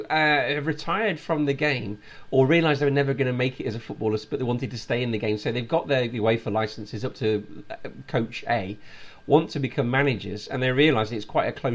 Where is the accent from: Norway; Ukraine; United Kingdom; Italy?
United Kingdom; Midlands; Growing up in the Midlands